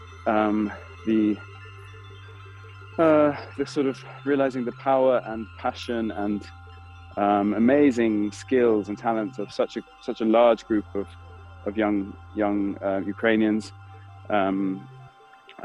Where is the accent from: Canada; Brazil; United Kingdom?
United Kingdom; now in Berlin, Germany; I'm a British Berlin-based theatre director and producer.